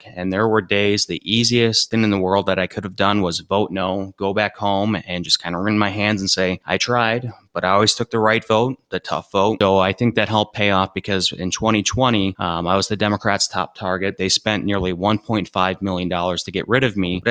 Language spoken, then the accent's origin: English; Marinette, Wisconsin, United States; I grew up in Marinette, Wisconsin, right on the Wisconsin-UP border